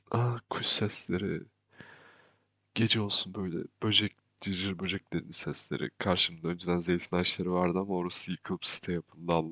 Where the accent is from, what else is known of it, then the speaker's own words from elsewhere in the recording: Kuşadası, Aydın, Turkey; şaşırıyorlar çünkü oranın stereotipine uygun bir insan değilim. Çünkü orada büyümedim aslında. Kuşadası'nda büyüdüm.